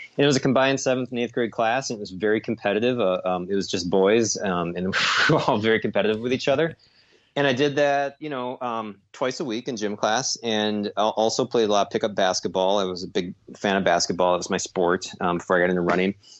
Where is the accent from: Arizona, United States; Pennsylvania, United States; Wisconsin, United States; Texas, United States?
Wisconsin, United States; Lakefront Marathon; Lakefront Marathon, which is my hometown race